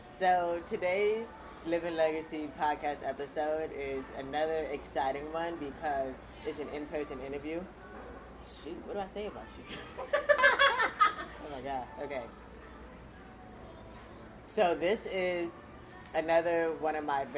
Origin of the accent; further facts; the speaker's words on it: Tampa, Florida, United States; I grew up in Tampa. I started high school in Tampa and then finished high school in Florida, Florida.